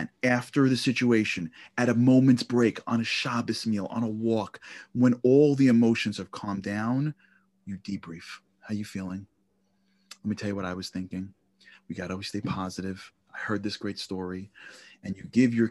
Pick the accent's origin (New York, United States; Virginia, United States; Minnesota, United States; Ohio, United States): New York, United States; New York City; I grew up in Canarsie, Brooklyn.